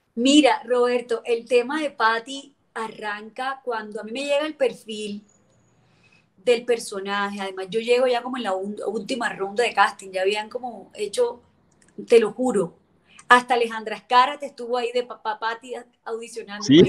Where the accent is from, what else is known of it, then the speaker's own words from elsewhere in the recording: Cartagena, Bolívar, Colombia; moved away; yo cuando me vine de Cartagena, yo traía mis cositas